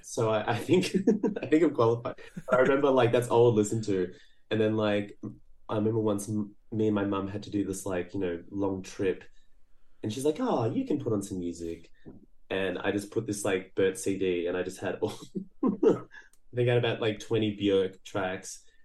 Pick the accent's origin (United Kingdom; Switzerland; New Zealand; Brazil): Brazil; I was born in Brazil